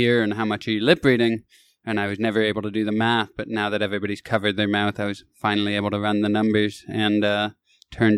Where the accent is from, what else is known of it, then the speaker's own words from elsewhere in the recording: Kitchener, Ontario, Canada; moved away as an adult; also born or lived in Toronto; now in Los Angeles, United States; that's my hometown.